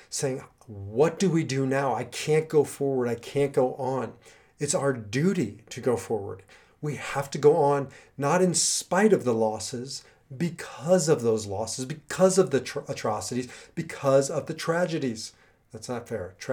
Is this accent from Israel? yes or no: yes; Israel; also born or lived in United States; particularly me as an Israeli and as an American and as a Jew and as a rabbi and as a teacher in light of what happened in Israel.